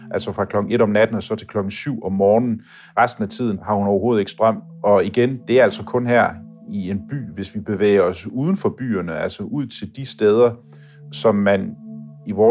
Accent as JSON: {"language": "Danish", "country": "Denmark", "said": "Selvfølgelig kan det også blive koldt hjemme i Danmark, men jeg synes bare, at den her kulde, der er hernede, den, øh, den er sådan lidt mere bidskidte."}